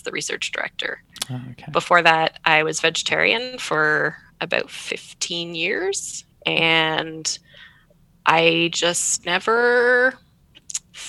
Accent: Canada; I'm living in Canada, I'm Canadian

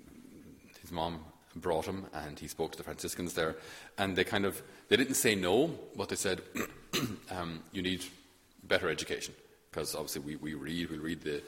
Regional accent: Thurles, Munster, Ireland; I'm from Thurles in Tipperary

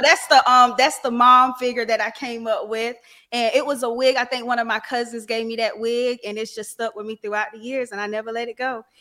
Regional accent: Raleigh, North Carolina, United States; I'm from Raleigh, North Carolina

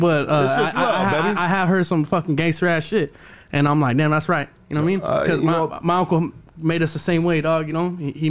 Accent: Los Angeles, California, United States; I'm from Dogtown

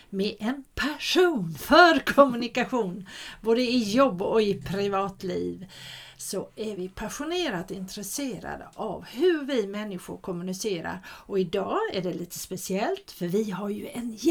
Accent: Småland, Sweden; jag är ju smålänning

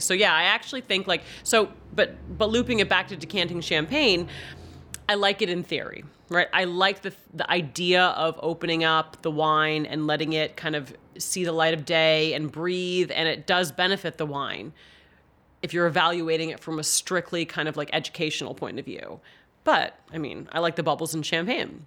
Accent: Bangor, Maine, United States; I grew up in Bangor, about a block from Stephen King.

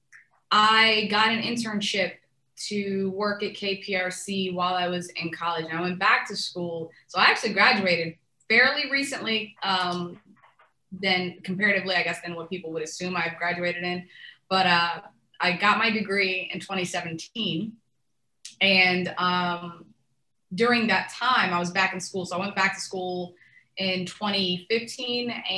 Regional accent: Fort Worth, Texas, United States; moved away as an adult; also born or lived in Tunisia / Houston, Texas; I came and I grew up in Fort Worth, Texas

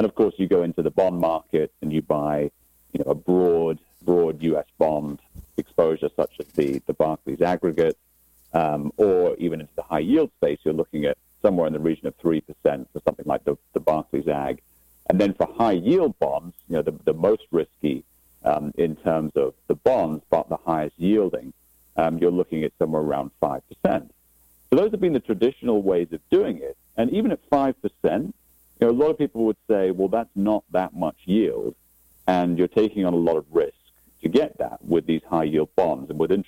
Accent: Aberdeen, Scotland, United Kingdom; Well, as you rightly said, I'm actually from Scotland, so a town called Aberdeen on the northeast coast of Scotland. So it's about 40 miles north of St. Andrews, for those of you that are golf fans.

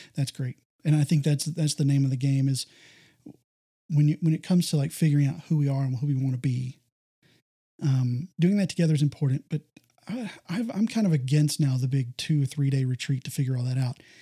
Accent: Texas, United States; I, I grew up here in Texas

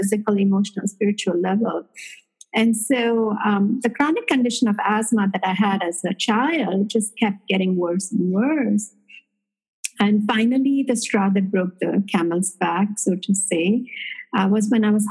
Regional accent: India; moved away as an adult; now in United States; I was born in India and have had an intimate connection with this way of living, through the ancestral knowledge of my mother and my grandmother

